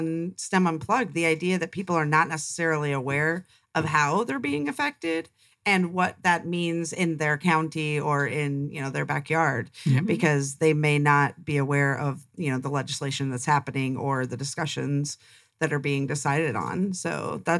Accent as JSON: {"language": "English", "region": "upstate New York", "country": "United States", "tie": "born or raised there", "moved": "yes", "lives_now": "Arizona, United States", "said": "Coming from a farm girl herself in upstate New York"}